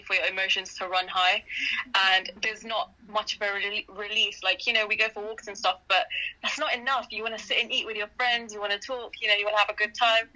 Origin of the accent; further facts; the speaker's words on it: London, United Kingdom; accent: British; I'm Ruby's cousin. I'm from London